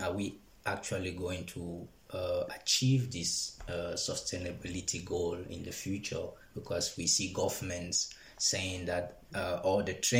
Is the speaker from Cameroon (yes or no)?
yes; Cameroon; moved away as an adult; now in Denmark; I come from Africa, from Cameroon.